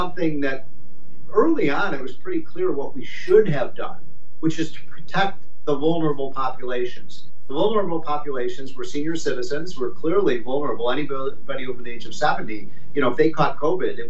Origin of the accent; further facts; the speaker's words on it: Chicago, Illinois, United States; I'm from Chicago